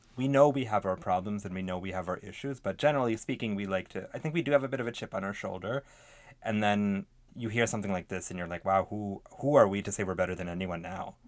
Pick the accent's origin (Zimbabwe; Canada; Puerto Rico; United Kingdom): Canada; proud to be canadian